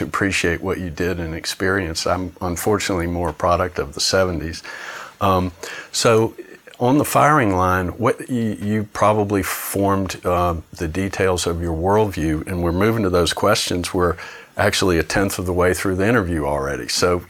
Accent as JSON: {"language": "English", "country": "United States", "said": "I'm an American"}